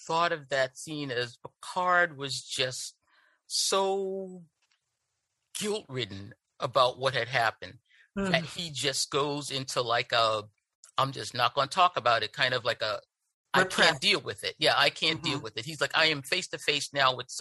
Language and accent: English; Boston, Massachusetts, United States; I'm from Boston